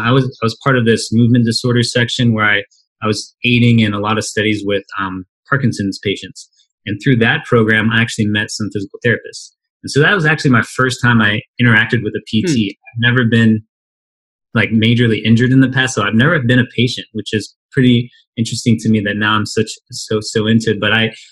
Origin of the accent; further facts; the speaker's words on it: Midwest, United States; also born or lived in St. Louis, Missouri; I grew up in the Midwest, and I went to school in St. Louis